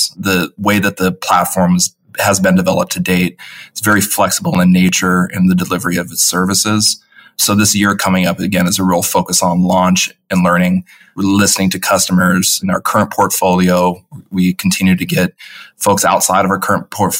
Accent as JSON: {"language": "English", "town": "Seattle", "region": "Washington", "country": "United States", "tie": "born or raised there", "said": "Born and raised Seattle, Washington, the rainy city"}